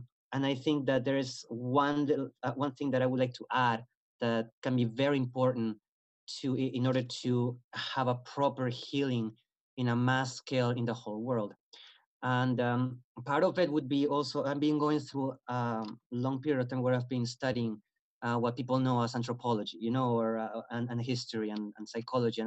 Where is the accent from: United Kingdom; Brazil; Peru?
Peru; moved away; my country, I'm originally from Peru.